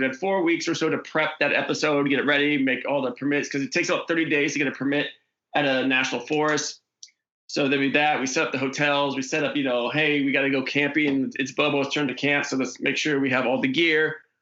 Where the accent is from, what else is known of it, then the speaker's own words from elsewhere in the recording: Oregon, United States; moved away; the Oregon episode, which shot in my hometown